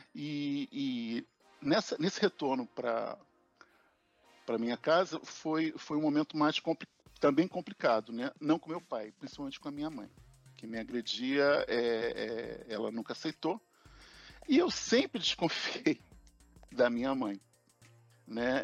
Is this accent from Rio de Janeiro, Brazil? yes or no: yes; Rio de Janeiro, Brazil; aqui no Rio, existe um barrismo entre Zona Norte e Zona Sul, e na adolescência a gente saiu da Zona Norte para a Zona Sul